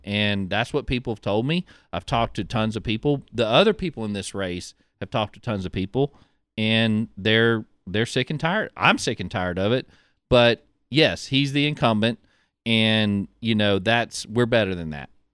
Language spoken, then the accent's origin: English; Pascagoula, Mississippi, United States; I grew up in Pascagoula